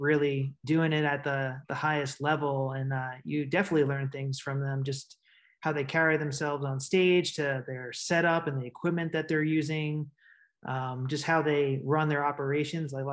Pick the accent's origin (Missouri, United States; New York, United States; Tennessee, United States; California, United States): New York, United States; moved away as an adult; now in Los Angeles, United States; I'm New Yorker, born and raised in New York. But I live mainly in Los Angeles